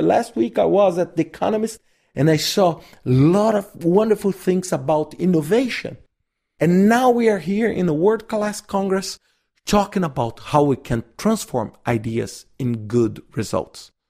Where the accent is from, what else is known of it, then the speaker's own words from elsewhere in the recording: Brazil; I'm from Brazil